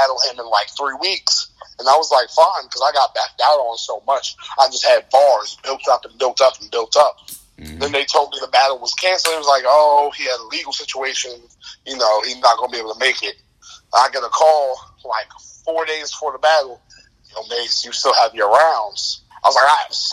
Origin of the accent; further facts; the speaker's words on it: New Jersey, United States; I'm from Jersey